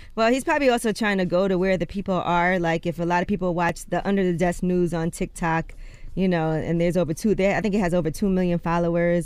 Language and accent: English; New York, United States; I'm a New Yorker